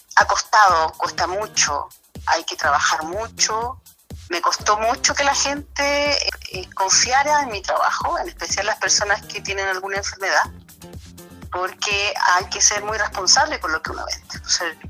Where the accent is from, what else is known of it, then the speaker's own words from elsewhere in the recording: Illapel, Coquimbo, Chile; yo soy de Illapel